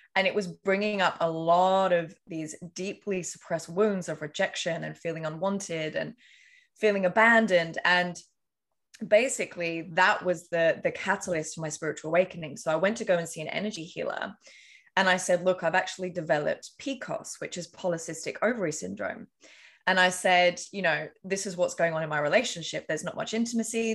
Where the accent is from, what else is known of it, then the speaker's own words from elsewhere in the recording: England, United Kingdom; I grew up in England.